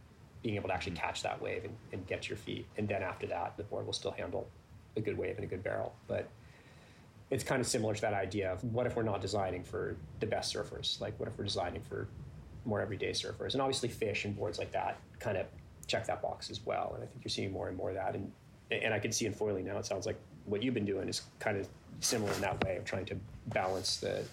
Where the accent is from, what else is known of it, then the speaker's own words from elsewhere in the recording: Northern California, United States; I was from Northern California.